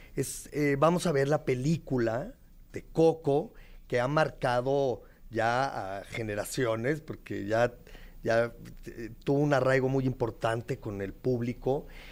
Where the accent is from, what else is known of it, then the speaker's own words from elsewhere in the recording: Mexico; como mexicanos